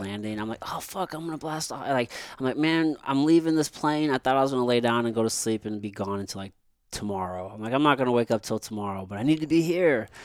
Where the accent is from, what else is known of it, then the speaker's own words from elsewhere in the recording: Missouri, United States; growing up in Missouri